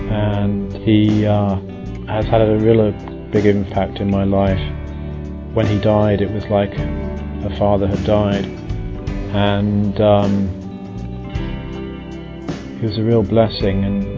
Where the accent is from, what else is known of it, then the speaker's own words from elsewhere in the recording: England, United Kingdom; I'm from England.